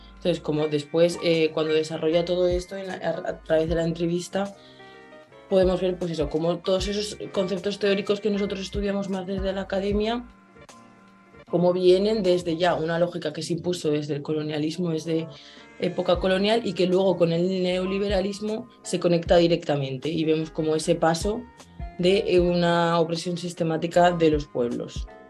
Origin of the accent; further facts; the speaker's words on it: Spain; moved away as an adult; now in Santiago, Chile; vengo de España